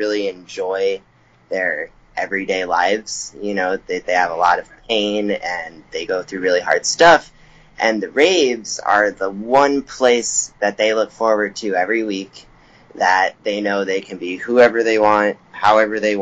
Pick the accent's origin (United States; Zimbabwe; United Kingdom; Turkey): United States; Chicago, Illinois; moved away; also born or lived in Los Angeles; I'm from Chicago originally